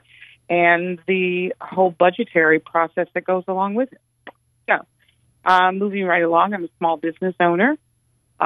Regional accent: Cleveland, Ohio, United States; I'm born and raised in Cleveland, went through the Cleveland public

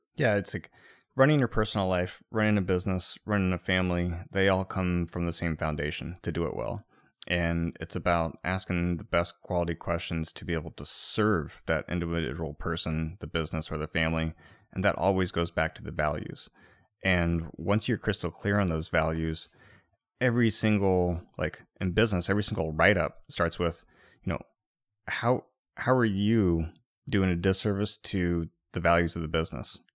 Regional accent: Midwest, United States; growing up in the Midwest

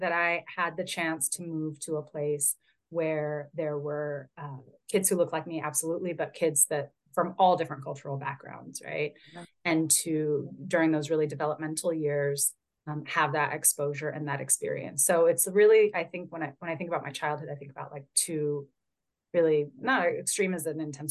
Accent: Northern California, United States; I was born and raised in California, born in Southern California, raised primarily in Northern California

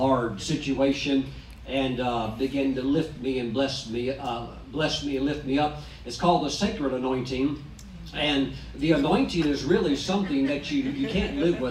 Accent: Charlotte, North Carolina, United States; Here's my wife, Kelly. And we are from North Carolina, over from the Charlotte area.

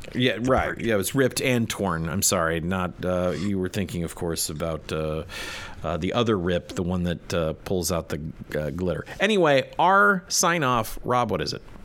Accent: United States; I'm an American man

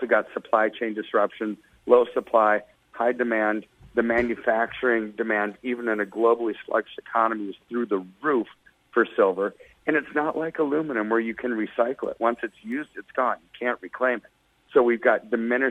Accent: United States; I'm an American

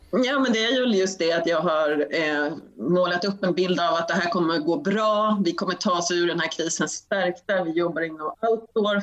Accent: Sweden; som svensk

